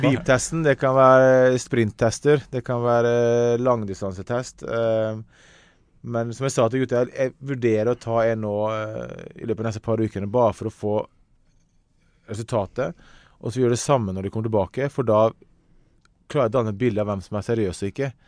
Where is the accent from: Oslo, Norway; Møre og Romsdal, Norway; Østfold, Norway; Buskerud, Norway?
Møre og Romsdal, Norway; Ålesund; Jeg kommer fra Hessa i Ålesund